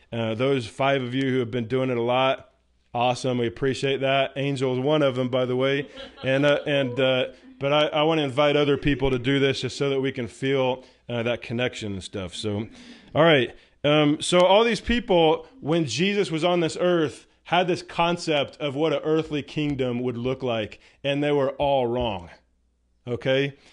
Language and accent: English; United States; I'm an American citizen